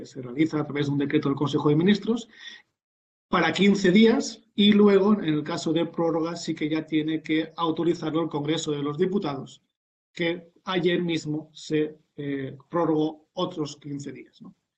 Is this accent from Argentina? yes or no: no; Spain